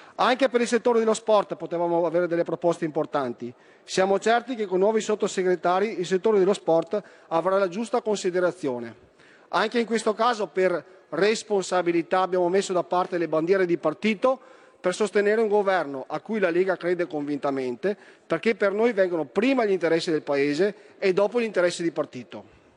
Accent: Veneto, Italy; Da Veneto

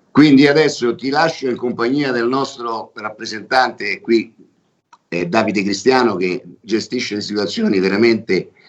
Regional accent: Rome, Lazio, Italy; Io sono romano, quindi ah, nelle mie composizioni ogni tanto ci metto qualche parolaccia perché noi proprio ce l'abbiamo.

